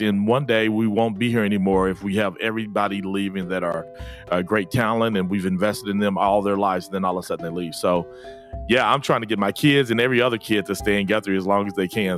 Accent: Guthrie, Oklahoma, United States; I was born in Guthrie, uh, then left in nineteen ninety-two, uh, for college and then recently moved, well, not recently now, two thousand seven, moved back

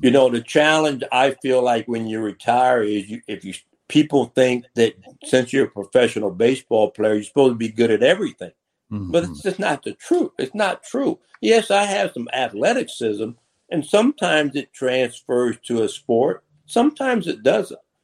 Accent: Macomb, Illinois, United States; moved away; I came from Macomb, Illinois, school of 1,000, a class of 250

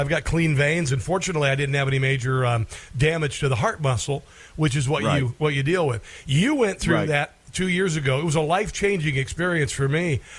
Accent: Neola, Iowa, United States; my hometown in Neola, Iowa.

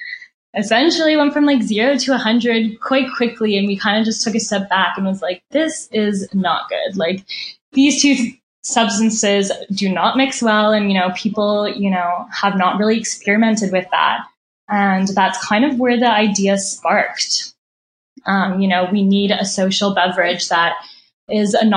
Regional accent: Canada; we're Canadian

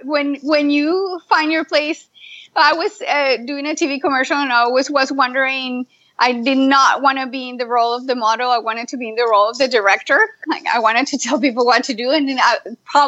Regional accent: Colombia; moved away as an adult; also born or lived in Miami / Pittsburgh; now in United States; I am originally from Colombia.

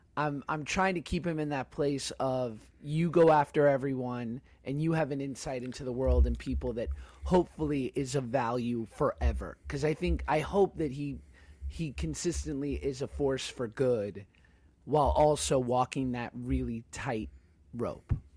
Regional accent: United States; also born or lived in New York / Los Angeles, California; being a Jew growing up in New York and L.A.

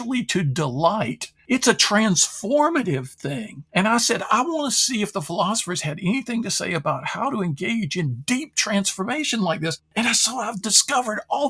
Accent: Durham, North Carolina, United States; I grew up in Durham, North Carolina

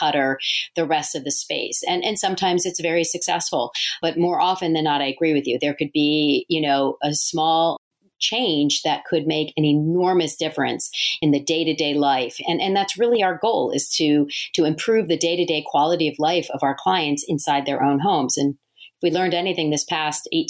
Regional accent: Delaware, United States; also born or lived in New York City; moved to my home state of Delaware and have been practicing on my own here for the last 21 years.

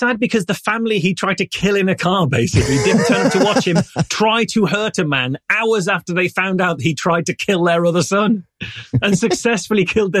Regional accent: England, United Kingdom; I'm English.

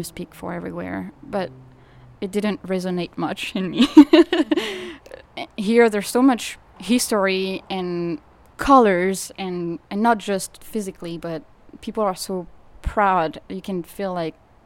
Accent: suburb of Paris, Île-de-France, France; English is a second language; moved away as an adult; also born or lived in Sacramento, United States; now in New Orleans, United States; I grew up in the suburb of Paris

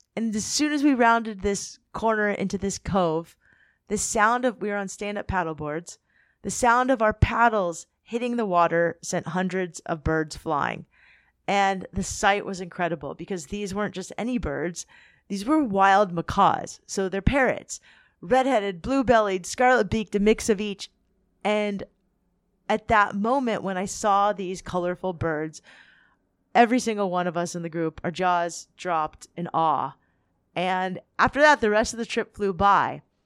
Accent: Southern California, United States; I'm from Southern California

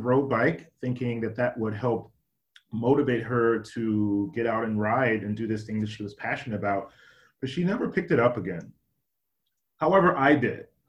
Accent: Gary, Indiana, United States; also born or lived in Washington, D.C. area; now in Seattle, United States; as a child, I grew up in Gary, Indiana

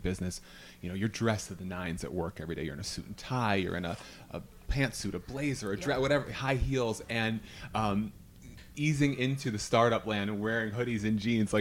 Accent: Syracuse, New York, United States; I'm from Syracuse

